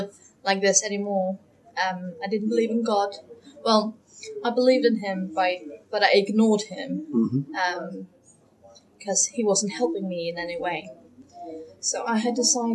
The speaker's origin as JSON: {"language": "English", "country": "Faroe Islands", "said": "I'm from the Faroe Islands, which is up north between Iceland and Scotland. I grew up in a Christian family"}